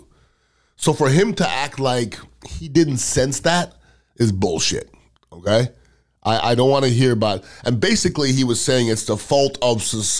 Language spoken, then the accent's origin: English; United States; as American